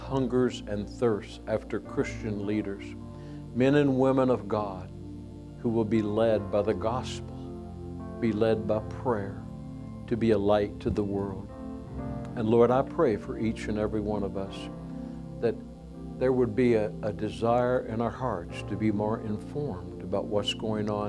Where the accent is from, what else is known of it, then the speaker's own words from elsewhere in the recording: United States; we are proud to be Americans